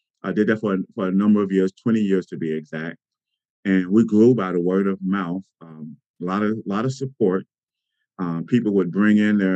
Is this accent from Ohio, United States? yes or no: yes; Cincinnati, Ohio, United States; moved away as an adult; also born or lived in Atlanta, Georgia; I am originally from Cincinnati. I grew up here with two sisters and attended Woodward High School